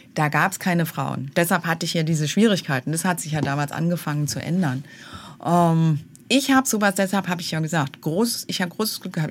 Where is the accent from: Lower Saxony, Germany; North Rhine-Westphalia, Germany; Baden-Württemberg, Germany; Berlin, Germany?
Berlin, Germany; also born or lived in Lake Constance, Bavaria; ich bin in West-Berlin aufgewachsen